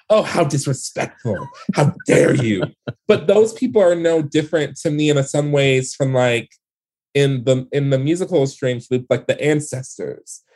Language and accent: English; Detroit, Michigan, United States; the world that I grew up in in Detroit